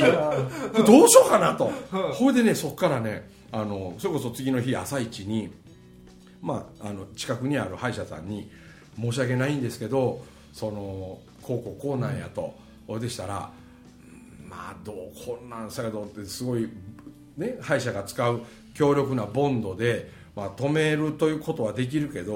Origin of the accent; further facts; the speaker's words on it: Mie, Japan; accent: Kansai dialect; 俺三重県の人間なんよ